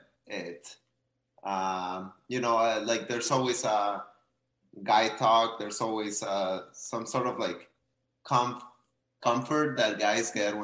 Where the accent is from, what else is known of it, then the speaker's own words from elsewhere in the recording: Ciudad Juarez, Chihuahua, Mexico; moved away; also born or lived in Saltillo, Mexico; I'm from Mexico